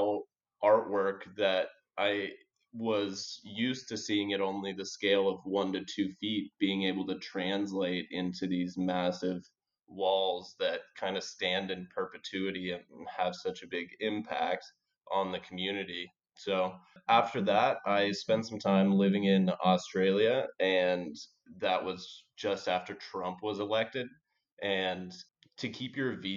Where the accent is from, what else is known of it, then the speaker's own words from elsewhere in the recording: Portland, Oregon, United States; moved away as an adult; also born or lived in Bogota, Colombia; I grew up in Portland, Oregon, where there's just so much greenery